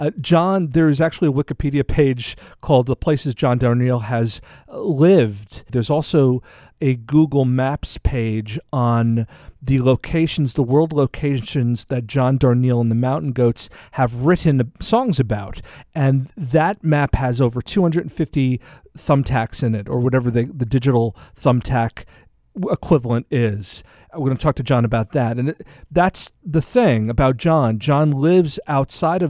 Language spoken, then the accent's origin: English; Mattituck, New York, United States; also born or lived in Queens, New York; I was born in Flushing Hospital, which is part of Queens, New York, and I'm really a city guy. But I was raised on Long Island